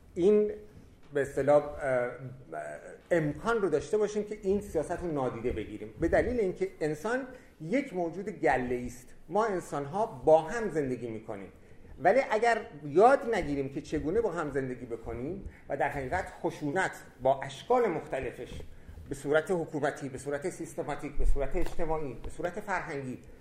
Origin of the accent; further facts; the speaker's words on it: Iran; also born or lived in France; در ایران به عنوان یک ایرانی